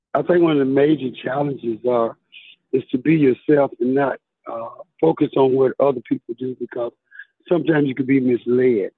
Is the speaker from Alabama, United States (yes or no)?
yes; Tuscaloosa, Alabama, United States; I'm actually from Tuscaloosa, Alabama.